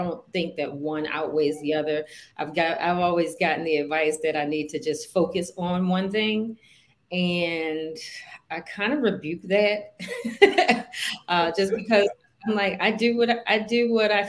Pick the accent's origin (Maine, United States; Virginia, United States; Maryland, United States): Maryland, United States; Baltimore; I'm from Baltimore, born and raised.